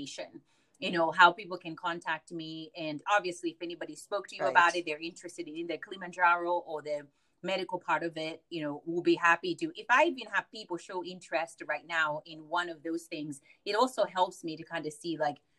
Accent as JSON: {"language": "English", "country": "United States", "said": "I'm as American as any American"}